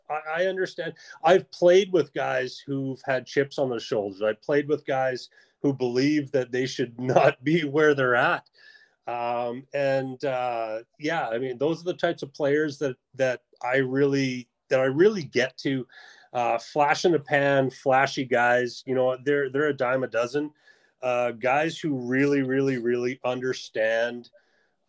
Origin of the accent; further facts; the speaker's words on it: Canada; I played hockey, obviously, being a Canadian